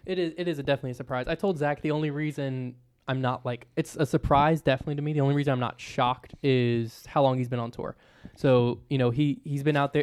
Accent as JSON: {"language": "English", "region": "Virginia", "country": "United States", "said": "I'm from Virginia"}